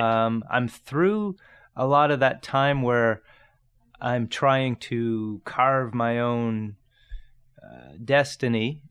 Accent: Grimsby, Ontario, Canada; I grew up in Niagara, straight across the lake. Um, small town called Grimsby

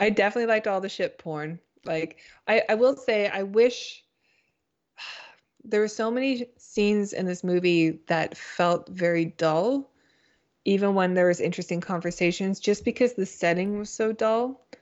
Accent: Canada; also born or lived in United States; I'm Canadian

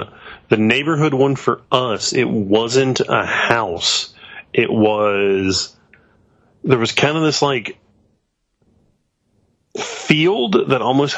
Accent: Henderson, United States; I'm from the country. Yeah, I'm from Henderson.

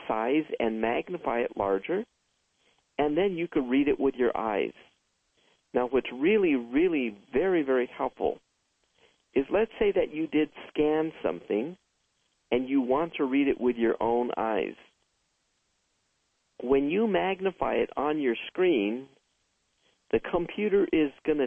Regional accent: San Fernando Valley, California, United States; also born or lived in Santa Monica, California; After I was born, my family then moved to the San Fernando Valley where there was more land where we could grow more plants

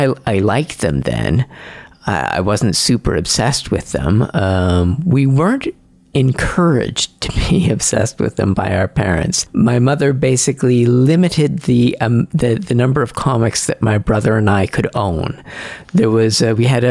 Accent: Châteauguay, Quebec, Canada; also born or lived in Montreal; I was born in Montreal, but grew up in a nearby suburb called Châteauguay.

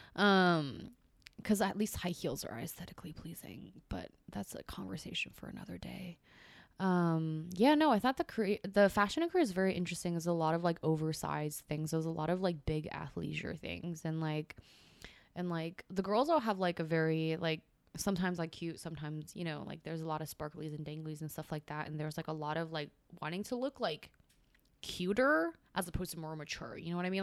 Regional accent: California, United States; first language Chinese; now in New York, United States; I'm from California

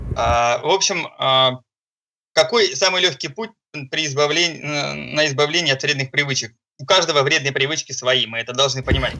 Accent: Saint Petersburg, Russia; я из Санкт-Петербурга.

